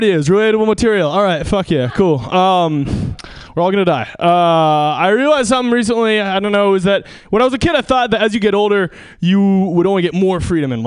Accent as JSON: {"language": "English", "town": "Seattle", "region": "Washington", "country": "United States", "moved": "yes", "said": "I'm from Seattle"}